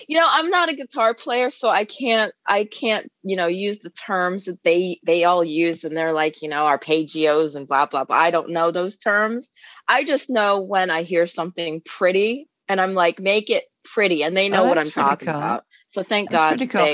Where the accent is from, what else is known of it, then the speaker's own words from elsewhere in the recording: London, United Kingdom; You know, I'm originally from London, and I am blown away every time we get played in London or England or Scotland, Wales, and the Europeans.